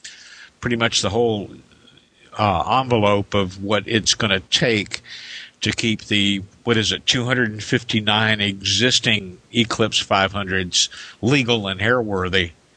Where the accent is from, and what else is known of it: Indiana, United States; born or raised there; moved away